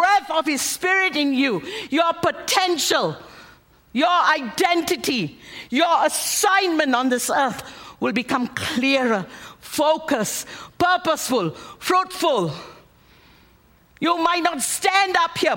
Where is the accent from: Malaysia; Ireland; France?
Malaysia; moved away as an adult; also born or lived in United States; I'm an American on the outside. But I'm a Malaysian Indian on the inside.